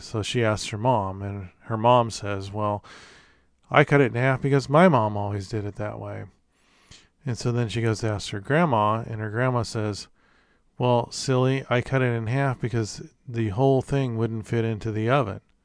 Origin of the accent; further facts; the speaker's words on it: Corvallis, Oregon, United States; I was born in Corvallis, if you know anything about Oregon geography